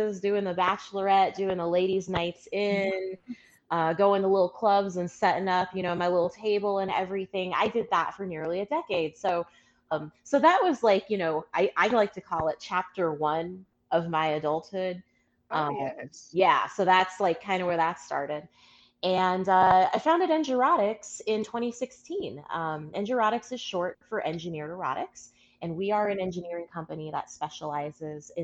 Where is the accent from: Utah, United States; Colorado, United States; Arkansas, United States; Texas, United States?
Colorado, United States; Aurora; I'm originally from Aurora, Colorado